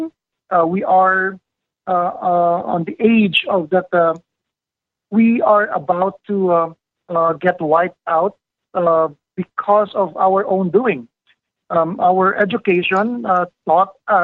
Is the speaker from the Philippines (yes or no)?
yes; Manila, Metro Manila, Philippines; I grew up in Manila for almost half of my life. I was raised there in the city